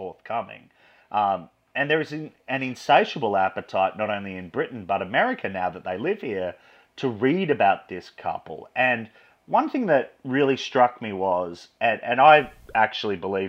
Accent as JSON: {"language": "English", "country": "Australia", "said": "I'm Australian"}